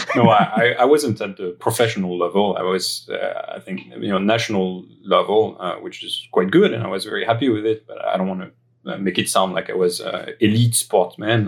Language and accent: English; greater area of Paris, near Versailles, Île-de-France, France; accent: French; English is a second language; moved away; my upbringing uh, that uh, that happened in France, as my accent might betray. Uh, I was born in the uh, greater area of Paris. Um, in the suburbs, uh, close to Versailles.